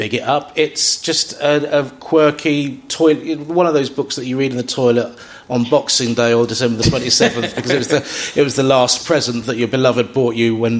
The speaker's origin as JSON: {"language": "English", "region": "London", "country": "United Kingdom", "said": "I'm from South London"}